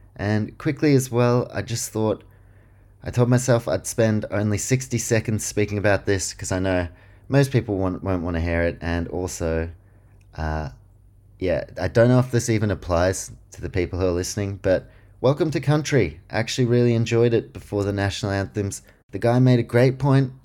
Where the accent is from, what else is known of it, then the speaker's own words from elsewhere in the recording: Queensland, Australia; I'm a Queenslander